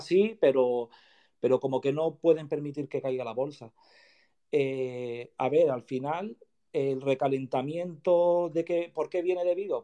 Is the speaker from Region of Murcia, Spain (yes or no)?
no; Canary Islands, Spain; also born or lived in Madrid; después ya yo decidí venirme para mi tierra, para Canarias